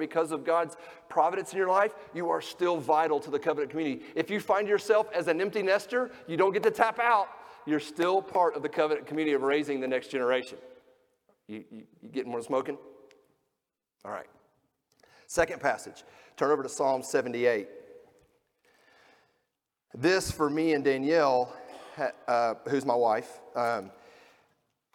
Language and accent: English; Georgia, United States; now in Kentucky, United States; I grew up in Georgia